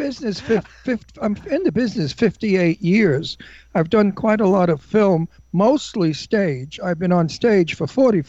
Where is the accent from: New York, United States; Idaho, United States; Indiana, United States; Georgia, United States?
New York, United States; Brooklyn; accent: antique Brooklyn; My accent was absolutely what is known as antique Brooklyn. Not Brooklyn accent of today. My accent was an accent of the 1940s.